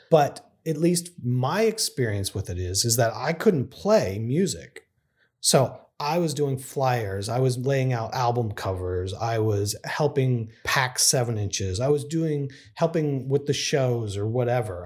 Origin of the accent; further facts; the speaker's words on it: Texas, United States; moved away as an adult; now in San Francisco, United States; where I grew up in Texas.